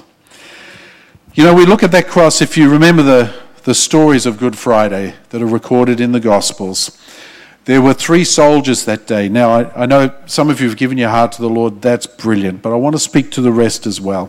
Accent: Australia; I'm an Australian

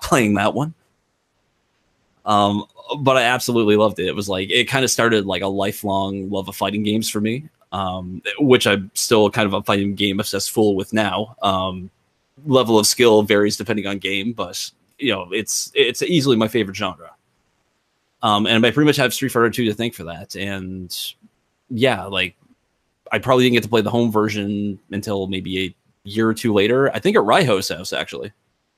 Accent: Sydney, Nova Scotia, Canada; Mayflower Mall in my hometown of Sydney, Nova Scotia

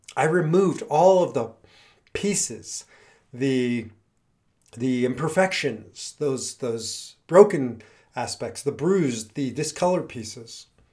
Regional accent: Midwest, United States; now in Denver, United States; I grew up in the Midwest

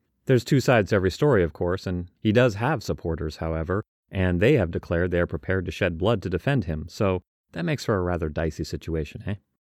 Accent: Australia; Fools, don't they know I'm Australian?

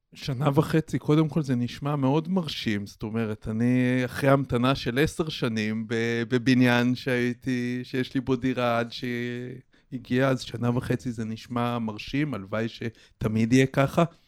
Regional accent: Israel; now in Petah Tikva, Israel; אני מקיבוץ במקור

